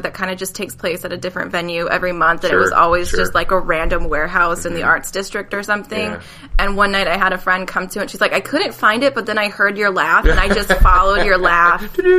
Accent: Kansas, United States; accent: Kansas; moved away as an adult; also born or lived in Salina, Kansas; now in Los Angeles, United States; I'm from Kansas, and we don't have just, like, desert.

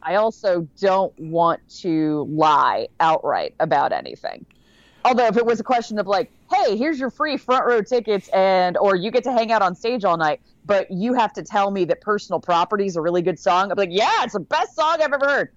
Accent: Connecticut, United States; I grew up in Connecticut

